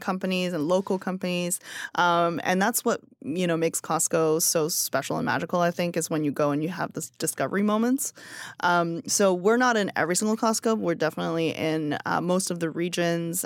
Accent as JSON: {"language": "English", "country": "China", "tie": "born or raised there", "moved": "yes", "lives_now": "United States", "said": "I produce everything in China in my hometown"}